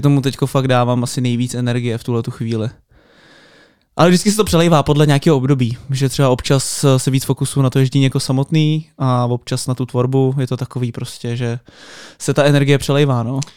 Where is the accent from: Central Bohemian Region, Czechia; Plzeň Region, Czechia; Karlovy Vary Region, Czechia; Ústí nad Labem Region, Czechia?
Ústí nad Labem Region, Czechia; Most; já jsem třeba z Mostu, z malého města